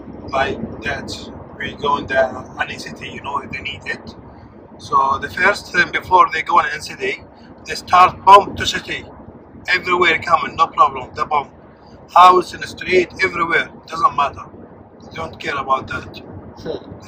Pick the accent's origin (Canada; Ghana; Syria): Syria; born or raised there; first language Arabic; English is a second language; moved away as an adult; also born or lived in Jordan; now in Dundee, United Kingdom